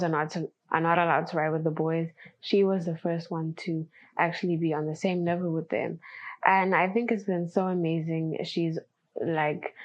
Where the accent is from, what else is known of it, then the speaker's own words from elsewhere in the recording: Zimbabwe; I come from Zimbabwe in Africa